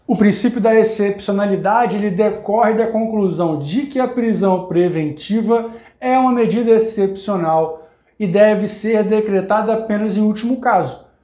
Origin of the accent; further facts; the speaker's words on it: Espírito Santo, Brazil; eu sou do Espírito Santo